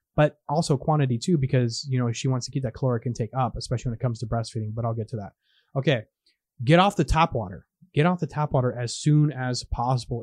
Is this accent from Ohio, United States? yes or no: no; California, United States; moved away as an adult; twenty years ago when I was raised in California